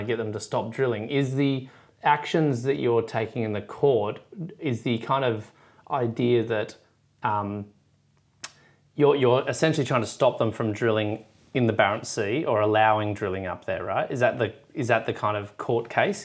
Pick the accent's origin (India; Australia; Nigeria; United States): Australia; as an Aussie